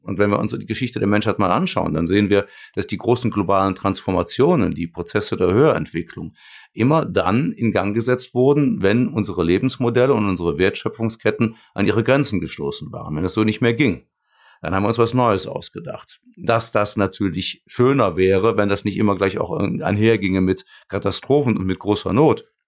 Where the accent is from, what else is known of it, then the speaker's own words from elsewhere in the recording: Cologne, North Rhine-Westphalia, Germany; ich komme ja aus Köln